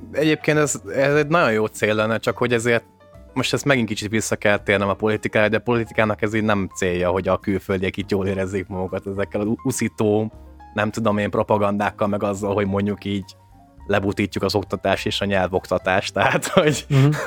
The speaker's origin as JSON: {"language": "Hungarian", "country": "Hungary", "said": "én magyar vagyok, hogy onnan jövök"}